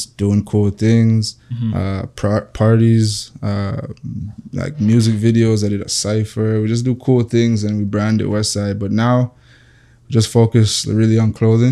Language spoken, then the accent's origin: English; Toronto, Ontario, Canada; also born or lived in Jamaica; we're from Toronto